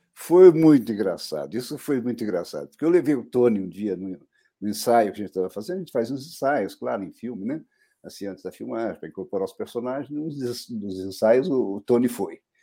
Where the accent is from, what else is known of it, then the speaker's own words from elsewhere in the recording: Taubaté, São Paulo, Brazil; also born or lived in Guaratinguetá; now in São Paulo, Brazil; eu nasci em Guaratinguetá, na verdade, né? Mas me criei em Taubaté, desde pequeno, muito pequeno, mudei para Taubaté e me criei lá.